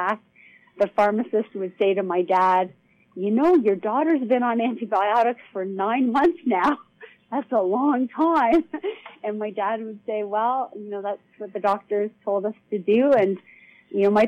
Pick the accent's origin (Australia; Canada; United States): Canada; Toronto, Ontario; I grew up in Toronto, Canada.